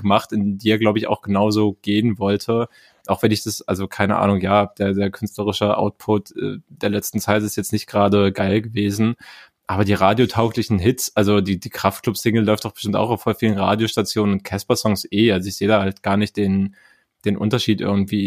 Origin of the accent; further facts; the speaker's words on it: East Germany, Germany; ich bin Ostdeutscher